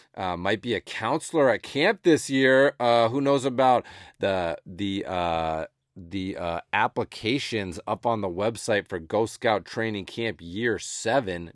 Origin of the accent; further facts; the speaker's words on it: Massachusetts, United States; moved away as an adult; also born or lived in Los Angeles; growing up on the East Coast and in rural New England most of my life